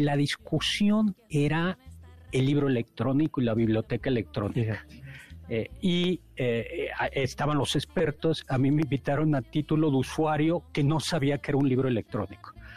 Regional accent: Mexico; nosotros somos mexicanos

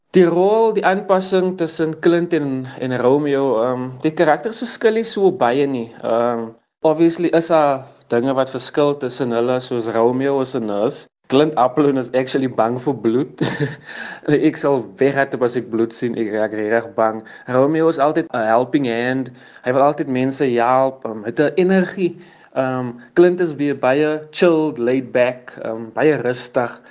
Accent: Worcester, Western Cape, South Africa; ek het groot geword in Victoria Park en in Johnson's Park in Woester

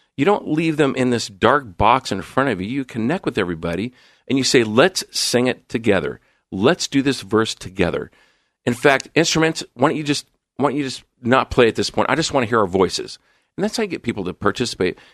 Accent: Coeur d'Alene, Idaho, United States; moved away as an adult; also born or lived in Illinois / Southern California / Seattle / San Diego; now in Portland, United States; born in Illinois, grew up in Southern California, moved to Coeur d'Alene, Idaho in nineteen seventy-eight, where I attended, uh, junior highs. into, into high school

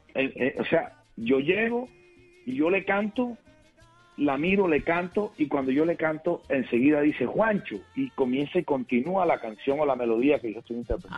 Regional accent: Cartagena, Bolívar, Colombia; en el barrio del Semaní, de mi ciudad natal, Cartagena, donde nací

